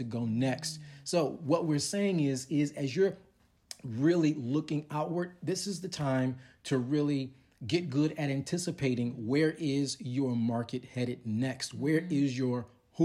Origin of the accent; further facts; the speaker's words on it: Chicago, Illinois, United States; moved away; also born or lived in Texas; I'm from Chicago